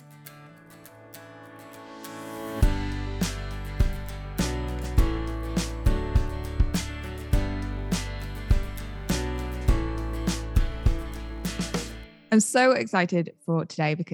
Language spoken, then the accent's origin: English; United Kingdom; we are all British.